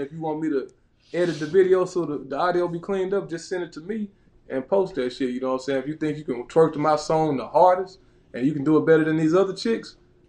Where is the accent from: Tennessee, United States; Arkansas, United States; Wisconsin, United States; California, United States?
Arkansas, United States; Little Rock; I'm from Little Rock, Arkansas, Rocktown's finest, baby.